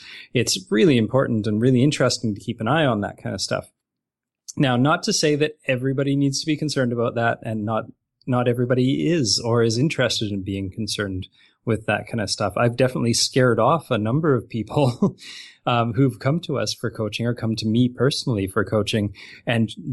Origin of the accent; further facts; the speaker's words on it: Canada; I'm from Canada.